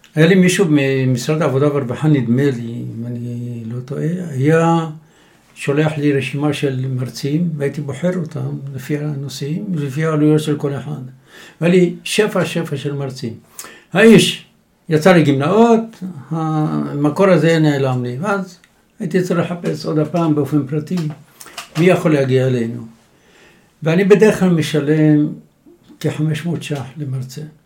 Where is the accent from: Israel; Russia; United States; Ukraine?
Israel; Jerusalem, Jerusalem District; now in Tzur Hadassah, Israel; ירושלים, אנחנו דור שלישי בירושלים אכן.